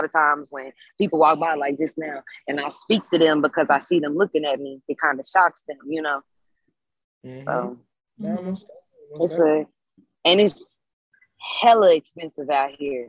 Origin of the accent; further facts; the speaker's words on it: Little Rock, Arkansas, United States; moved away as an adult; now in Los Angeles, United States; I'm from Little Rock, Arkansas.